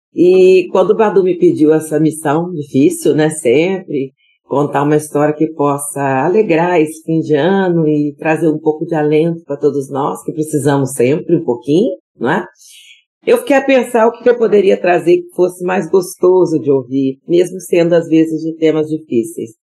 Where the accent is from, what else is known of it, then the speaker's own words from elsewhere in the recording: Vitória, Espírito Santo, Brazil; Eu sou capixaba de nascença.